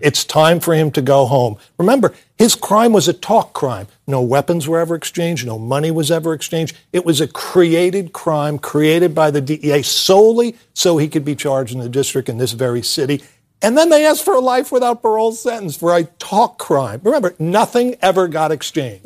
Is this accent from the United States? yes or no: yes; United States; I am a patriotic American